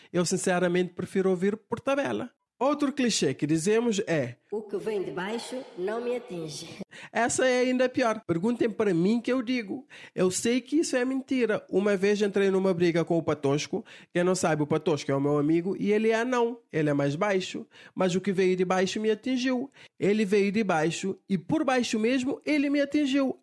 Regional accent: Cape Verde; todos os cabo-verdianos eram portugueses, porque até então pertencíamos a Portugal

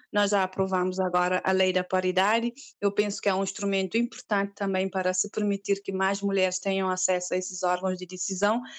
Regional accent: Cape Verde; sou cabo-verdiana, tenho 39 anos

